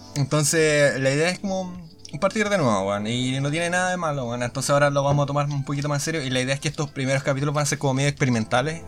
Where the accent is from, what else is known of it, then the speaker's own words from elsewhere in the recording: Araucanía, Chile; así de araucanos somos